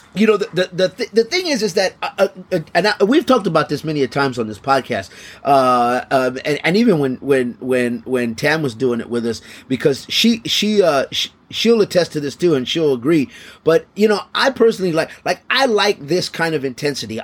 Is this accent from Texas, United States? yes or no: yes; Texas, United States; my home state, the great state of Texas